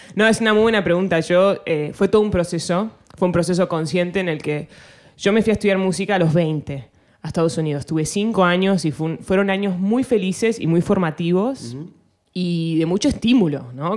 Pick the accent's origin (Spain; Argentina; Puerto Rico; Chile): Argentina; first language Spanish; moved away; also born or lived in United States; yo soy argentina, orgullosamente argentina